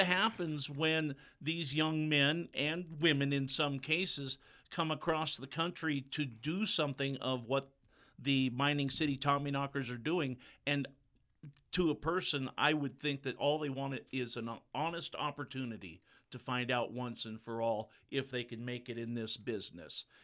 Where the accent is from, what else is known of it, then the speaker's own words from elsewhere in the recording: Pacific Northwest, United States; moved away as an adult; now in Butte, United States; born and raised in the Pacific Northwest, lived most of my life there and around it.